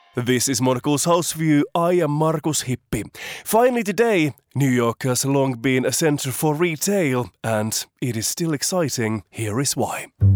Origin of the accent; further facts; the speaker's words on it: Finland; moved away; my home country of Finland